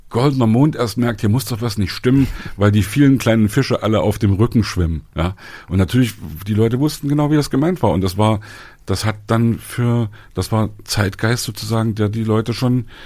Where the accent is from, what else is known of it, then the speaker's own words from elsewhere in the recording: Leipzig, Saxony, Germany; wir kommen aus Leipzig und das war die, die ja. belastetste Gegend überhaupt.